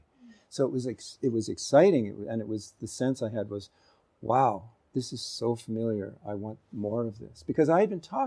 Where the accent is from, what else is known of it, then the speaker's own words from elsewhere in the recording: Canada; in the West, where I grew up in Canada.